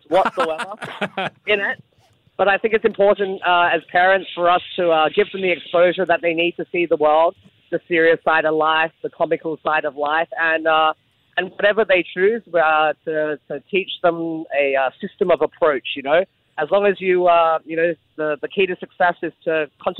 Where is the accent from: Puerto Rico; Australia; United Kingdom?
Australia; Adelaide, South Australia; now in Singapore; I grew up in Adelaide in South Australia